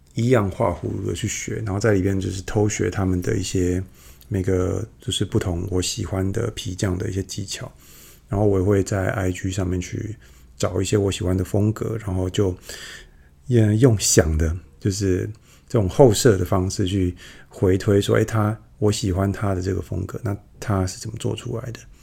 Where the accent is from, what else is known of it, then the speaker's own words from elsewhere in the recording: Yunlin County, Taiwan; 我住乡下嘛，然后，呃，乡下的，我，我老家在云林